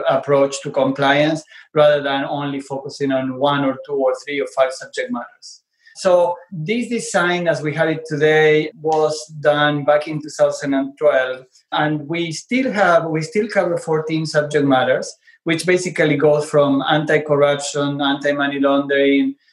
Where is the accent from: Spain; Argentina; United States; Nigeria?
Argentina; English is a second language; moved away; I'm originally from Argentina. You can probably notice from my accent